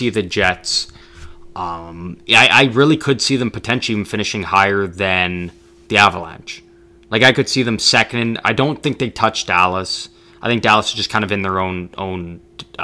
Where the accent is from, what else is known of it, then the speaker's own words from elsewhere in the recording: Canada; as a Canadian, like, that's kind of my Canadian team that I root for